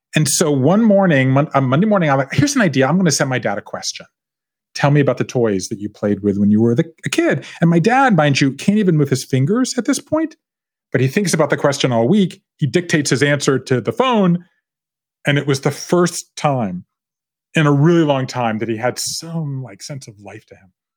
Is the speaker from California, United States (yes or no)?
no; Savannah, Georgia, United States; moved away as an adult; also born or lived in Tybee Island, Georgia / Japan; I grew up in Savannah part of the time, but part of the time on Tybee Island, Georgia, which is a small island off the coast of Savannah